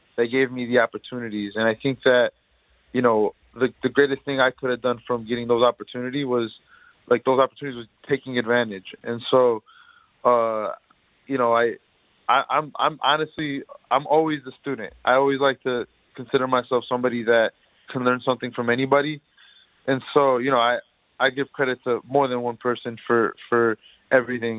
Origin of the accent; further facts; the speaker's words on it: Detroit, Michigan, United States; I grew up in Detroit uh, my whole life